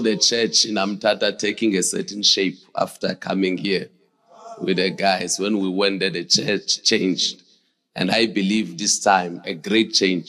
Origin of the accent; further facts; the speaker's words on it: Eastern Cape, South Africa; also born or lived in Ghana; I'm born here, Eastern Cape.